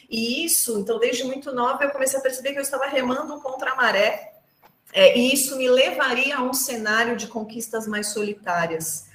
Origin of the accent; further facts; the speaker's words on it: Brazil; sou brasileira